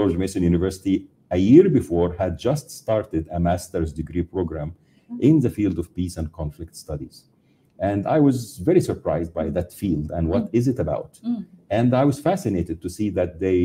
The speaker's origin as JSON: {"language": "English", "country": "Egypt", "tie": "born or raised there", "moved": "as an adult", "said": "back from where I grew up in Egypt."}